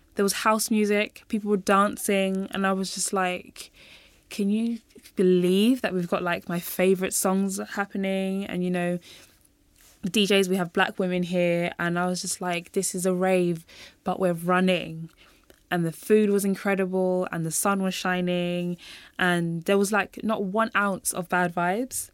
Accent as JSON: {"language": "English", "region": "London", "country": "United Kingdom", "tie": "born or raised there", "said": "I was born and raised in London"}